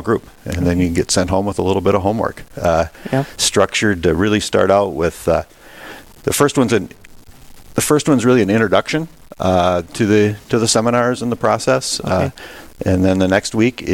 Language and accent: English; Midwest, United States; growing up in the Midwest